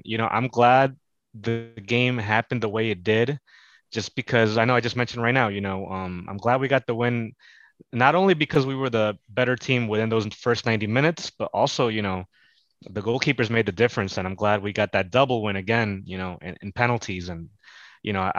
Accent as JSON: {"language": "English", "town": "New York City", "region": "New York", "country": "United States", "tie": "born or raised there", "also_born_or_lived": "Manhattan", "said": "I am from New York. I was born in Manhattan, raised in the Bronx, and I live in the city"}